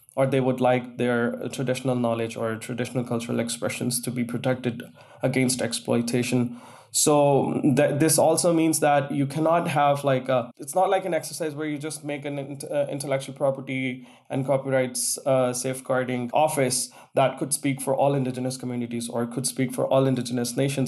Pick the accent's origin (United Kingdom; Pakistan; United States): Pakistan; moved away as an adult; growing up in Pakistan, there was a time when everyone would want to, you know, write text messages using Urdu, which is my national language